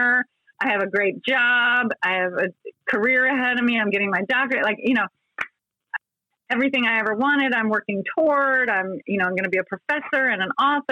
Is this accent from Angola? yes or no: no; Columbia, Maryland, United States; I was coming from Columbia, Maryland, which at the time was 50,000 people